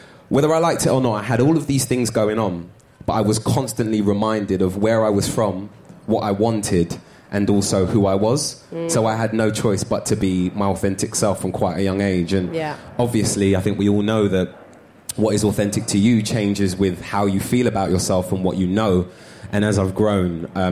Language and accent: English; London, United Kingdom; I'm originally from North London. I moved to South London in my teens, but in a borough of Islington where I'm from.